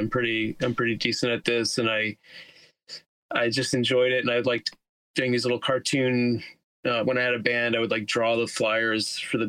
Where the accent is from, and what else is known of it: Teaneck, New Jersey, United States; now in Queens, United States